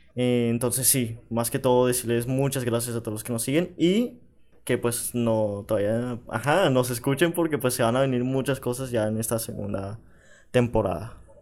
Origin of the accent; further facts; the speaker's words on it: Panama; also born or lived in Bogotá, Colombia; yo me crié en Panamá.